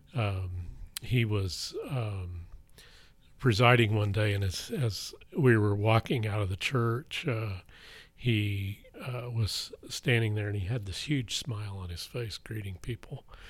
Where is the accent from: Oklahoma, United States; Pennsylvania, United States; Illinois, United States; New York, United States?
Oklahoma, United States; Blackwell; I grew up in Blackwell, Oklahoma